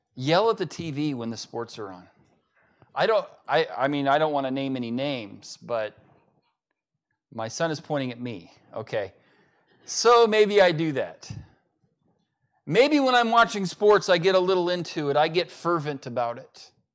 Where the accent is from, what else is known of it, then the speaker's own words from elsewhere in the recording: United States; as an American